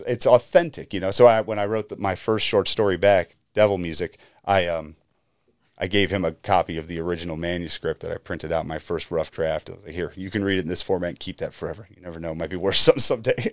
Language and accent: English; Madison, Ohio, United States; where I grew up out in Madison, Ohio